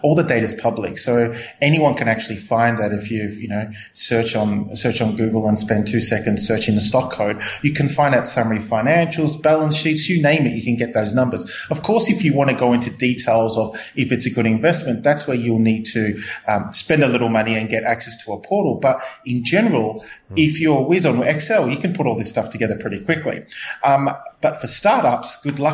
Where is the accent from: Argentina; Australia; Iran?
Australia; Melbourne, Victoria; now in Hong Kong; Originally a Melbourne boy from Australia